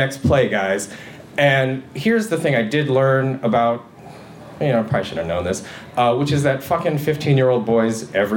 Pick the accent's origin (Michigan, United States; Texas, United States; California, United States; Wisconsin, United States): Michigan, United States; I'm from Michigan